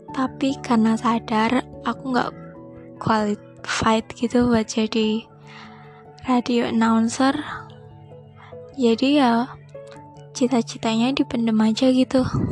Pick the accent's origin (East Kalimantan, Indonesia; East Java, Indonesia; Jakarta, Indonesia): East Java, Indonesia; Surabaya; aku orang Surabaya